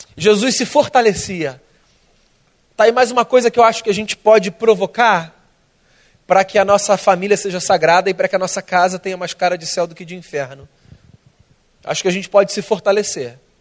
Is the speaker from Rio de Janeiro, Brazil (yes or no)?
yes; Rio de Janeiro, Brazil; eu sou carioca, tá? Nasci aqui, minha vida toda aqui